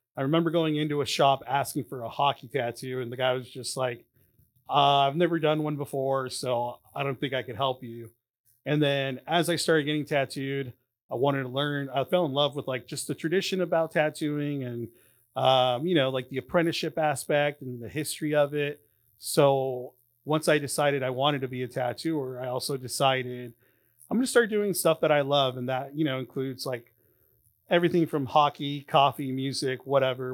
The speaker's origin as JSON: {"language": "English", "town": "Anaheim", "region": "California", "country": "United States", "tie": "born or raised there", "said": "I, um, grew up in Anaheim"}